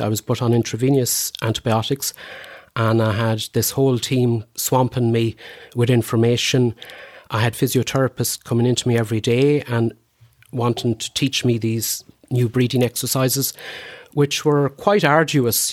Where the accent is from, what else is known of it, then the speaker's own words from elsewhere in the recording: Cootehall, Connacht, Ireland; also born or lived in Boyle; I was born in, uh, Coot Hall, uh, Carlo, in Ardcarn specifically, and, um, grew up in, in, in that area